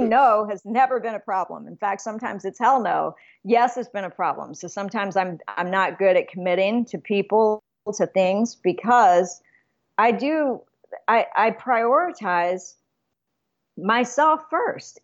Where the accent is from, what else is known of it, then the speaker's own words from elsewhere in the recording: Alamogordo, New Mexico, United States; moved away; I was born in Alamogordo, New Mexico, but my family before that settled in Clayton, New Mexico